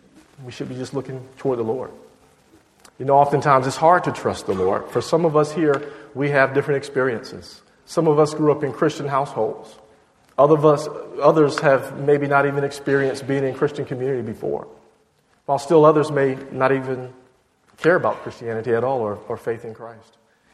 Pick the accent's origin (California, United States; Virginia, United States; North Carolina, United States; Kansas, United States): Virginia, United States; moved away as an adult; also born or lived in Georgia; now in Boston, United States; My family's originally from Georgia, and I grew up in Virginia